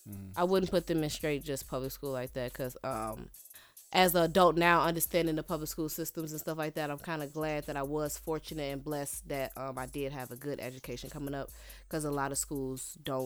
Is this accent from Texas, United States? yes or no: no; Chicago, Illinois, United States; I'm from out South